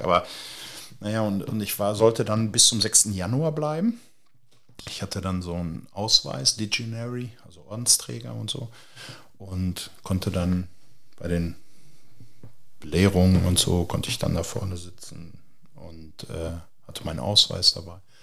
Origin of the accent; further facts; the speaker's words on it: Hagen, North Rhine-Westphalia, Germany; ich komme aus Hagen.